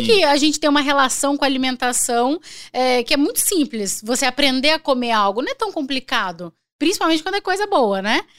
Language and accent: Portuguese; Araguaína, Tocantins, Brazil; eu nasci em Araguaína, quando eu nasci era um estado só